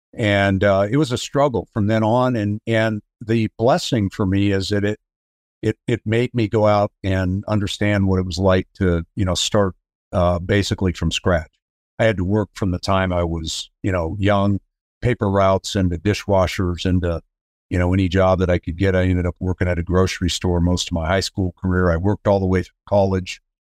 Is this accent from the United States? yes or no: yes; Denver, Colorado, United States; I grew up in Denver, Colorado. I am the youngest of four kids